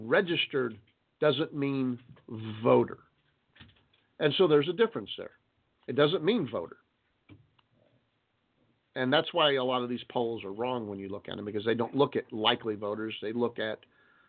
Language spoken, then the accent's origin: English; United States; We know we have rights as Americans